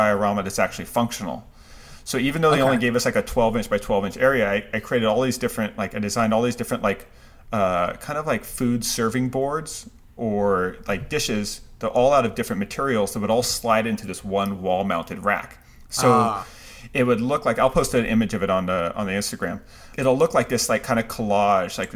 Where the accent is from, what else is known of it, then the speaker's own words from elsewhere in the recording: United States; my last name may be ethnically Japanese doesn't mean I'm not American